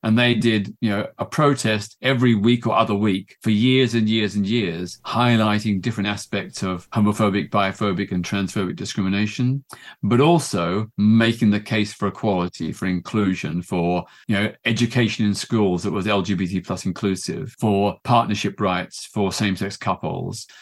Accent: Melbourne, Victoria, Australia; I grew up in Melbourne, Australia in the nineteen fifties and sixties

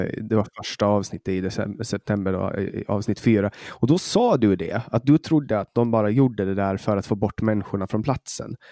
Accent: Åland Islands; vi har på Åland, har vi hemma på Åland

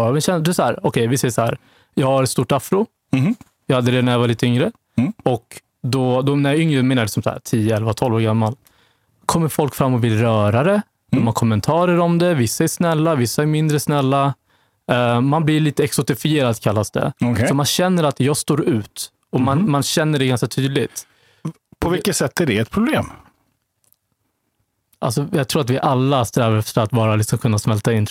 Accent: Vallentuna, Stockholm County, Sweden; jag växte upp i Vallentuna, norr om mm. Stockholm. Mm som är eh, liksom lite av ett bondesamhälle. Och eh, ja, det har präglat liksom min känsla av tillhörighet lite grann tror jag. Var den enda mörkhyade

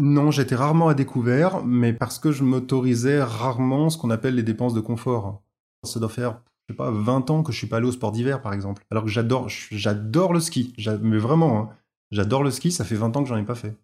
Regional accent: Auvergne-Rhône-Alpes, France; moved away; also born or lived in Paris / south of France / Beaujolais / Franche-Comté; J'ai grandi à la campagne, dans un petit village de, la région Rhône-Alpes

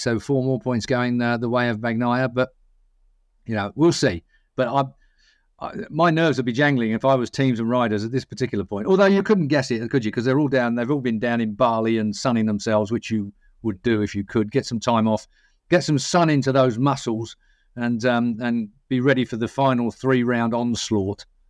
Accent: Essex, East of England, United Kingdom; I'm from Essex

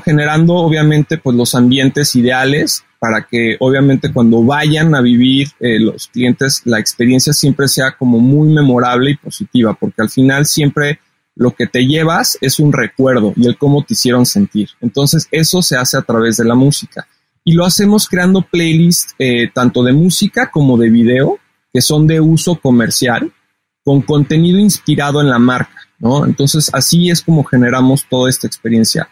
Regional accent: Mexico City, Mexico; soy originario de la Ciudad de México

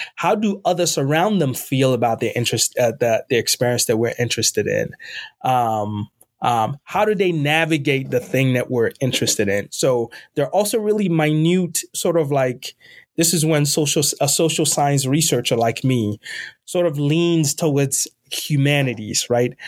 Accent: Ghana; also born or lived in Northeast United States / Midwest United States; now in United States; I was born and raised in Ghana, West Africa. I'm an immigrant in this country, uh, and I've lived most of my time in the U S in the Northeast and in the Midwest

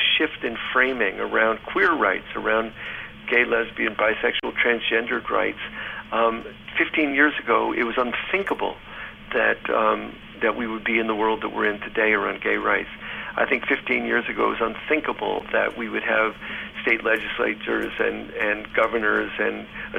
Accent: Ann Arbor, Michigan, United States; we were talking about growing up in Ann Arbor.

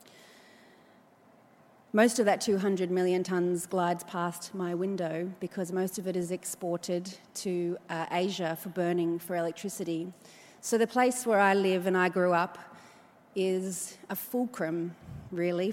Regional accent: Newcastle, New South Wales, Australia; When I was growing up in Newcastle

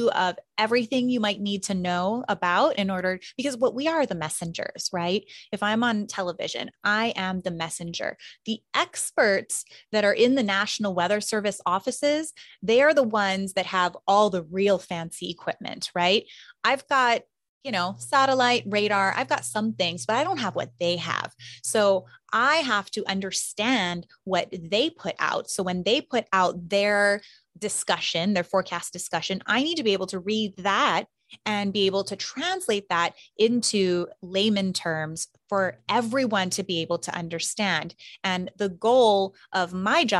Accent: Hawaii, United States; I'm from Hawaii

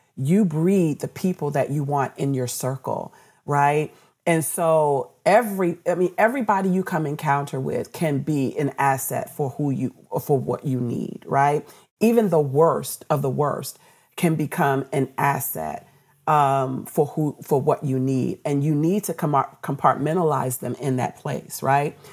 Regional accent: Washington, District of Columbia, United States; also born or lived in Baltimore; D C, which is my hometown where I grew up

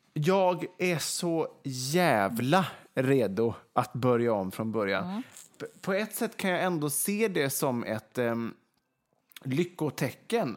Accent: Vegby, Västra Götaland, Sweden; moved away; Nu sitter vi till exempel i Vegby då, där jag är uppvuxen i mina föräldrars hus.

